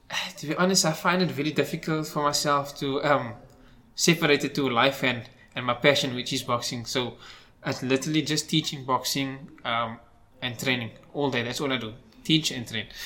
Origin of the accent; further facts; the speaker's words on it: Cape Town, Western Cape, South Africa; most of my life I was actually in Cape Town.